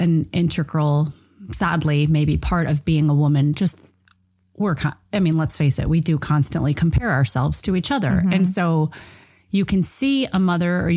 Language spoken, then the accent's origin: English; Chicago suburbs, Illinois, United States; I'm from the Chicago suburbs